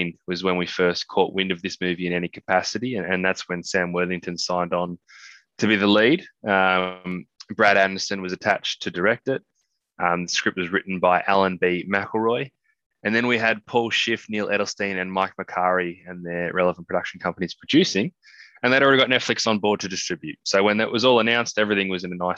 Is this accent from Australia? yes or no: yes; Australia; being an Australian